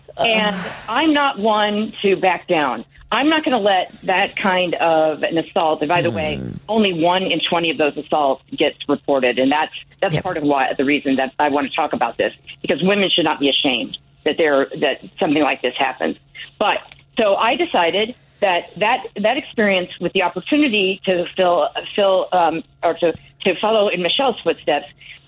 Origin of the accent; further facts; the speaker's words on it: Lafayette, Indiana, United States; now in Chicago, United States; I grew up in Lafayette, Indiana.